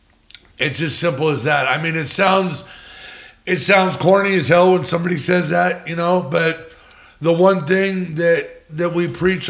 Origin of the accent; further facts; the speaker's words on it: California, United States; moved away as an adult; also born or lived in San Jose / Los Angeles / Oregon; now in Arizona, United States; I'm from California